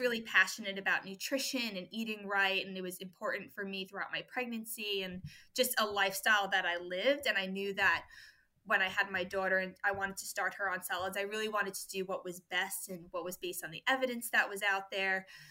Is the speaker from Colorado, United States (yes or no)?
no; New York, United States; moved away as an adult; now in Australia; I'm from New York originally. I was born and raised there